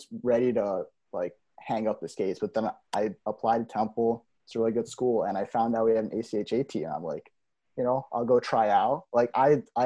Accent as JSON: {"language": "English", "area": "outside Philadelphia", "region": "Pennsylvania", "country": "United States", "tie": "born or raised there", "said": "I grew up just outside of Philly, about 30 minutes, 45 minutes."}